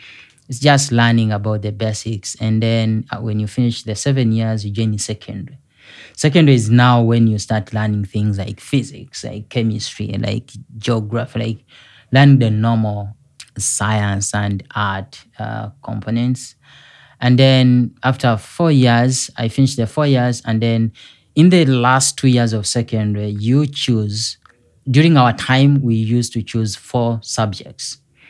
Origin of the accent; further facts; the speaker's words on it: Uganda; moved away as an adult; now in South Bend, United States; I come from Uganda. Mm-hmm. Uganda is one of the East African countries, and I was born by two young people that were in high school.